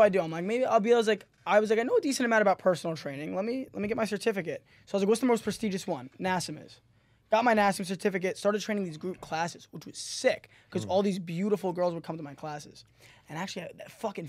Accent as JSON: {"language": "English", "region": "New York", "country": "United States", "said": "I'm actually from New York."}